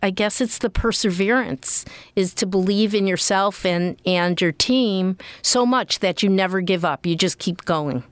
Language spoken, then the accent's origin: English; Connecticut, United States; moved away; I grew up in Connecticut.